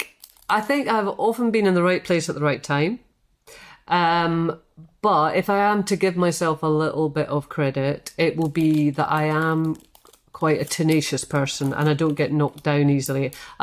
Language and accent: English; Scotland, United Kingdom; And I think a lot of that is to do with being Scottish